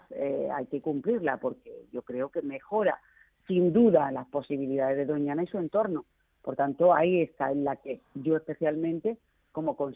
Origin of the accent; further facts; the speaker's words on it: Andalusia, Spain; uno de los cada tres perceptores de la paz, que somos andaluces